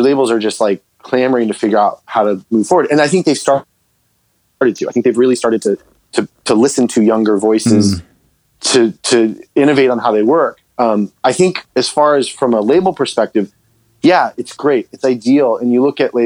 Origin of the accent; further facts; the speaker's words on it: Florida, United States; I grew up in Florida